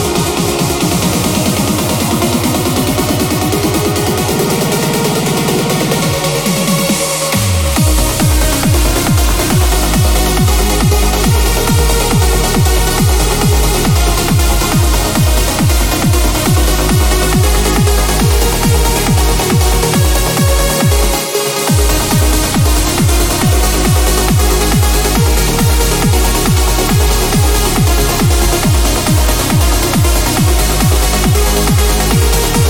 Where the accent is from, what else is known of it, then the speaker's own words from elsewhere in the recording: Dublin, Leinster, Ireland; I'm actually Irish, but you didn't know that. Born in Rathfarnham.